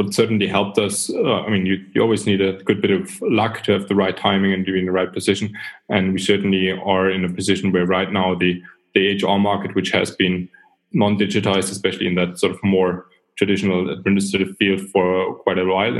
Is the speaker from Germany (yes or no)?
yes; Southern Germany, Germany; also born or lived in New Zealand / York; I'm from Germany. I've grew up in the south of Germany